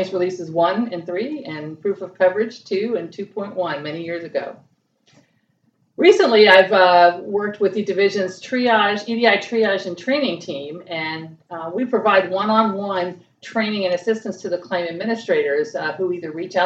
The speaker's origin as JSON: {"language": "English", "town": "Miami", "region": "Florida", "country": "United States", "tie": "born or raised there", "also_born_or_lived": "Tallahassee, Florida", "moved": "as an adult", "said": "I moved from my hometown of Miami, Florida"}